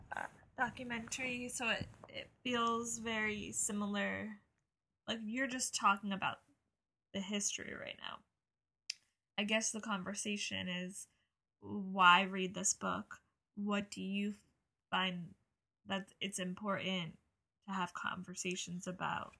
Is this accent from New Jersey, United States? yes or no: yes; New Jersey, United States; growing up in New Jersey